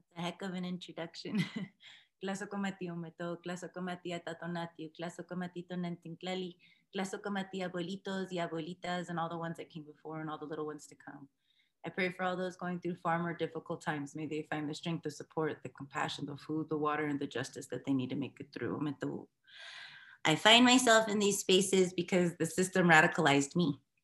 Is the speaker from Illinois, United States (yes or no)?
no; Denver, Colorado, United States; also born or lived in New Mexico; now in Commerce City, United States; I'm mixed Chicana from Denver homeland. So even in that space, I'm from New Mexico, Southern Colorado space, my family is